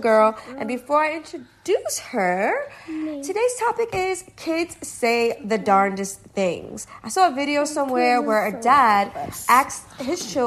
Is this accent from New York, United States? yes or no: yes; New York City, New York, United States; I'm from Brooklyn, East New York.